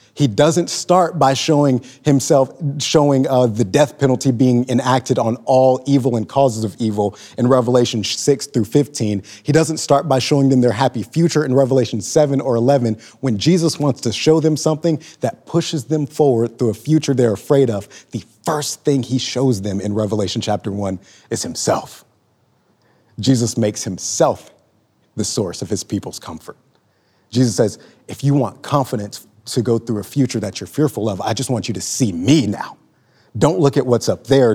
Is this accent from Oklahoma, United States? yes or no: yes; Lawton, Oklahoma, United States; moved away as an adult; also born or lived in Joplin, Missouri; I'm fresh off the proverbial train from my hometown, Lawton, Oklahoma